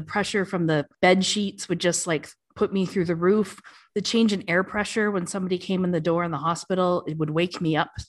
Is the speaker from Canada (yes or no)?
yes; Canada; moved away as an adult; now in Dubai, United Arab Emirates; I am Canadian, but I left for Dubai and the warm and the sun, leaving behind the snow about 11 years